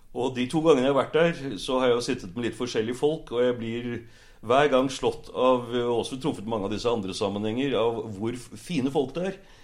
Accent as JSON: {"language": "Norwegian", "town": "Bærum", "region": "Akershus", "country": "Norway", "tie": "born or raised there", "also_born_or_lived": "Oslo", "lives_now": "Sørkedalen, Norway", "said": "Jeg vokste opp faktisk i Bærum på Lysaker."}